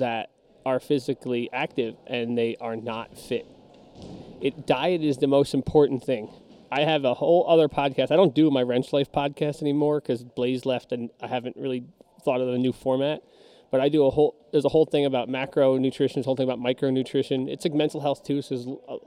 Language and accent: English; New Jersey, United States; I'm from Jersey